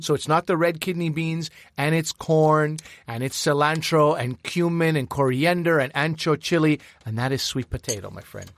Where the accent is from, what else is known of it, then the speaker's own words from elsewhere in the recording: Quebec, Canada; I come from Quebec